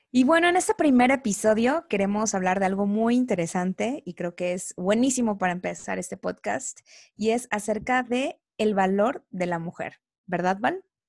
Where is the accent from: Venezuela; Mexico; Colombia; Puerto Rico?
Mexico; Coatzacoalcos, Veracruz; now in Mexico City, Mexico; Soy originaria de Veracruz, específicamente del puerto de Coatzacoalcos, Veracruz, así que soy orgullosamente veracruzana.